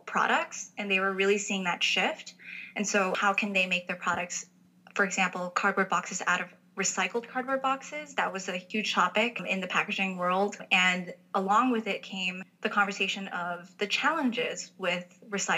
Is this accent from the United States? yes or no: no; Taipei, Taiwan; moved away; I actually grew up in Taipei, Taiwan